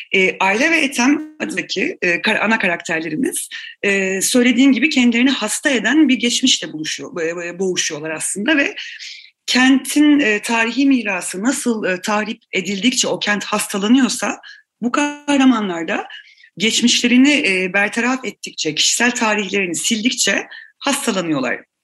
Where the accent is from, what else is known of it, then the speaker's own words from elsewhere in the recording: Istanbul, Turkey; Yani ben zaten İstanbul'da doğup büyüdüm. E, İstanbulluyum, ailem de İstanbul'du.